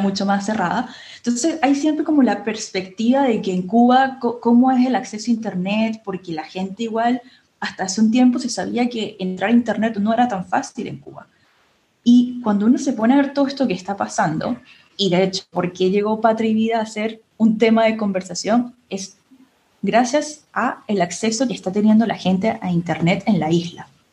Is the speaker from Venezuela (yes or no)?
yes; Venezuela; Felipe y yo, eh, por supuesto, somos del Caribe, somos venezolanos